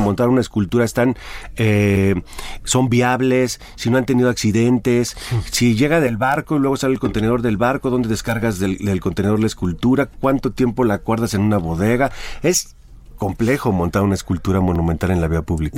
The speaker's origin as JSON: {"language": "Spanish", "region": "Jalisco", "country": "Mexico", "said": "Y en Jalisco fue interesante porque Tú conoces muy bien mi tierra"}